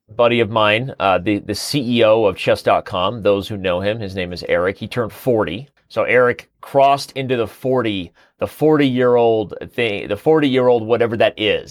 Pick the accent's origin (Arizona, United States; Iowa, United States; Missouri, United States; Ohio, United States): Arizona, United States; Mesa; also born or lived in Colorado; I was born in Mesa, Arizona, raised in Mesa, Arizona, and lived in Mesa, Arizona